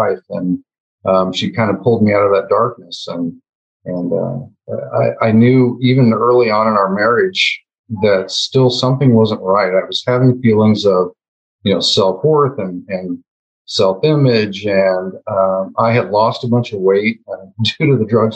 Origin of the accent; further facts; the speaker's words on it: West Central Illinois, United States; I was born and raised in West Central Illinois, a very small town.